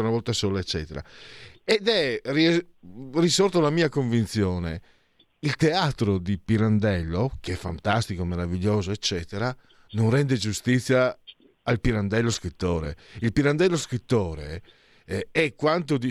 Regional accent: Friuli-Venezia Giulia, Italy; Vengo su dalle mie parti, sono di origine frulana

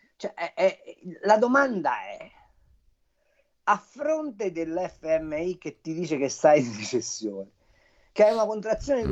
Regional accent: Tuscany, Italy; io sono toscano

